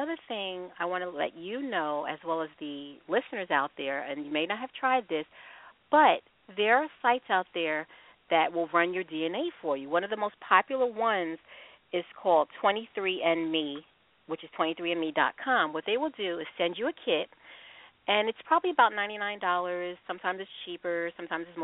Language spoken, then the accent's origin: English; Long Island, New York, United States; I'm from New York. And I'm adopted as well. I was raised on Long Island myself